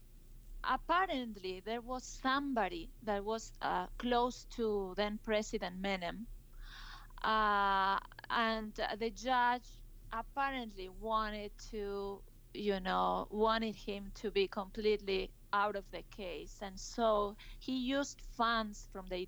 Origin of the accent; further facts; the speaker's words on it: Salta, Argentina; I was in Salta, my hometown